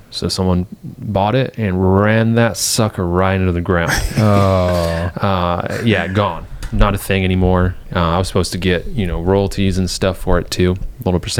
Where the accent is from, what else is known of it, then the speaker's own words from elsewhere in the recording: England, United Kingdom; growing up in England, I was doing that from like 12.